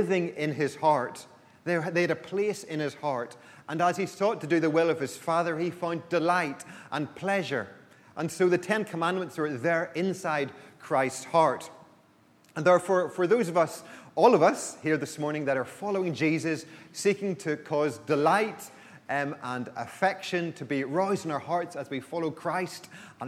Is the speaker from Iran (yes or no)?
no; Belfast, Northern Ireland, United Kingdom; I grew up in Belfast